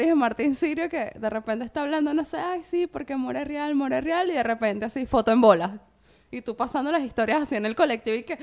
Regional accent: Venezuela

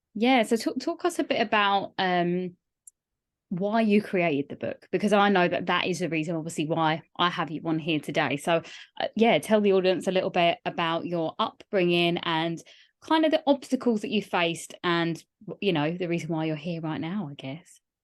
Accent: Kent, South East England, United Kingdom; where I grew up in Kent

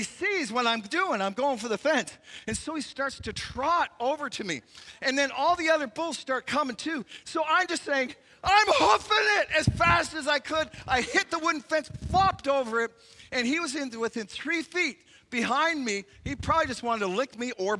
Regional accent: Canada; As a Canadian

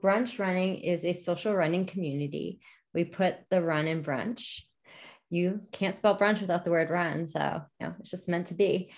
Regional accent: New Jersey tri-state area, United States; also born or lived in New York City; I'm from the New Jersey tri-state area

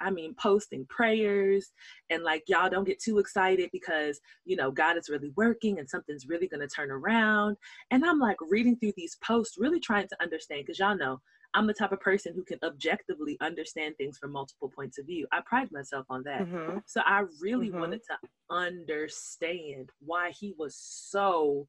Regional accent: Nigeria; I'm Nigerian

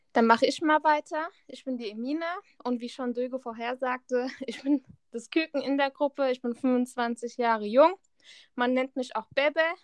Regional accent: Hesse, Germany; Ich komme aus Hessen

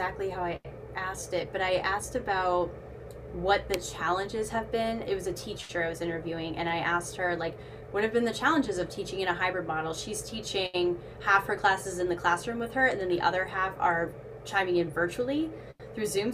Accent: Boston, Massachusetts, United States; I'm from Boston

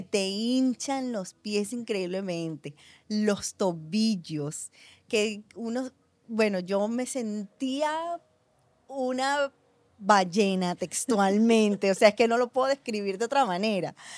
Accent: Venezuela; yo que nací, que crecí en Venezuela

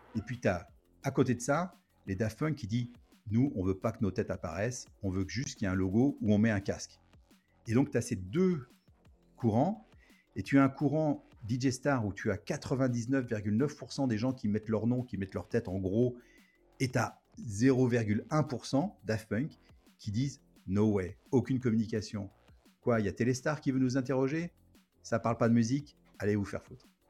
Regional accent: France; now in Los Angeles, United States; je suis français

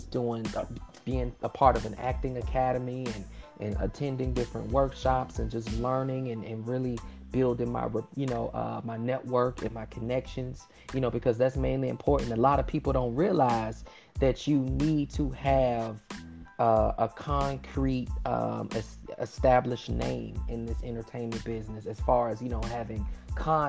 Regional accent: Miami, Florida, United States; I'm born and raised in Miami, Florida

